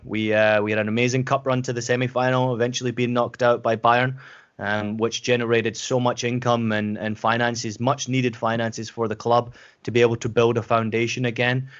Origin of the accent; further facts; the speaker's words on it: Scotland, United Kingdom; accent: Scottish; moved away; also born or lived in San Diego, United States / Germany / Portland, United States; I grew up in Scotland, as, as I've mentioned before